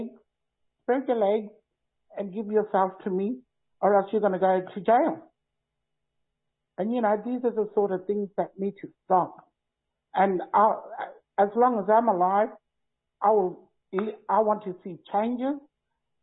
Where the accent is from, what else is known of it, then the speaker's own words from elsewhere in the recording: Northern Territory, Australia; growing up in Northern Territory, just kite surfing and finding myself